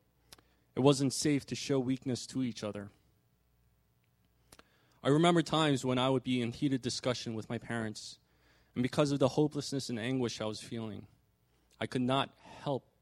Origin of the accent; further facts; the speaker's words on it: New York metro area, United States; I was born and raised in the New York metro area by my parents, who were immigrants from Korea